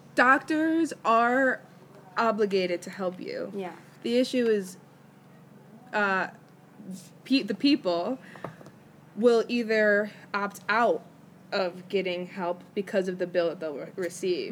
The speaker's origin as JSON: {"language": "English", "country": "United States", "said": "I'm American"}